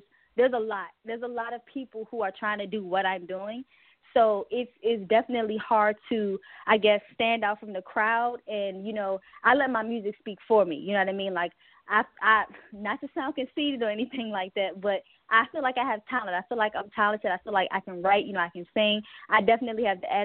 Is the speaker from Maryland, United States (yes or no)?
yes; Baltimore, Maryland, United States; I'm from Maryland, Baltimore to be exact